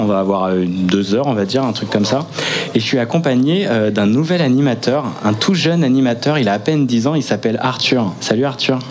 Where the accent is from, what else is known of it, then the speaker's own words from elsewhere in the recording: Plouarzel, Brittany, France; je suis de Plouarzel, à côté de Brest